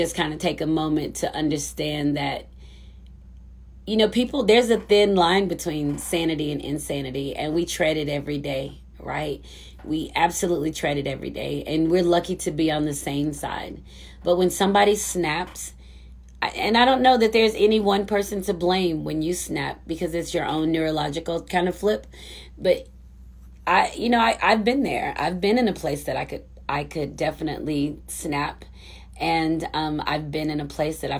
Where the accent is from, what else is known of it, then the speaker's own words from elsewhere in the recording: United States; I'm such an American